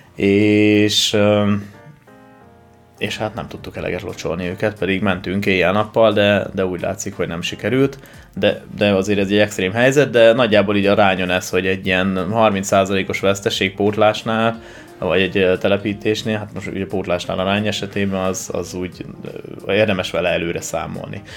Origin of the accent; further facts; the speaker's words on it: Debrecen, Hajdú-Bihar, Hungary; moved away; also born or lived in Tokaj-Hegyalja; én debreceni vagyok